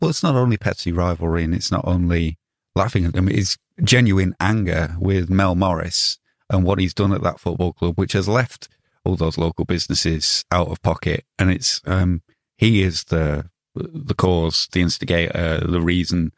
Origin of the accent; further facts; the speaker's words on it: Otley, Yorkshire and the Humber, United Kingdom; also born or lived in Leeds; Wharfdale General Hospital